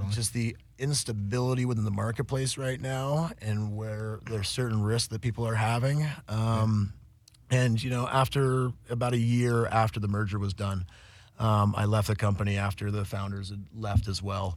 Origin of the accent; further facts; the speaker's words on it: Vermont, United States; moved away as an adult; also born or lived in Humboldt, California; now in Los Angeles, United States; I grew up in Vermont and uh, moved out to Humboldt